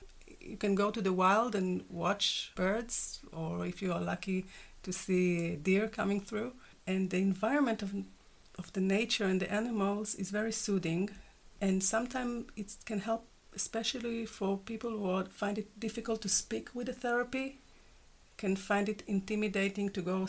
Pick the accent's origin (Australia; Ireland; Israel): Israel; English is a second language; moved away; You know. My accent.